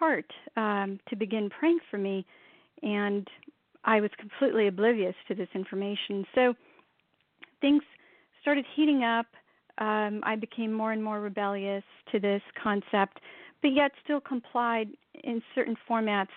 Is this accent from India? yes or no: yes; India; born and raised in India, very much a Hindu Sikh environment